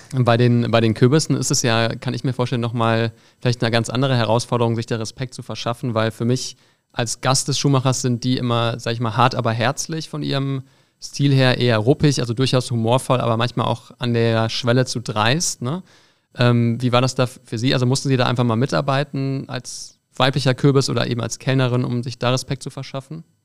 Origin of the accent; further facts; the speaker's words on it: Düsseldorf, North Rhine-Westphalia, Germany; ich bin Düsseldorfer